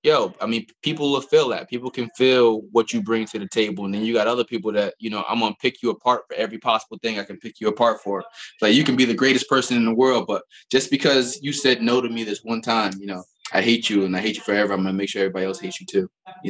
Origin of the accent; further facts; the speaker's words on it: Albany, New York, United States; you know, I'm from Albany. And everybody's always be like, yo, why you say it so hard? I'm from Albany.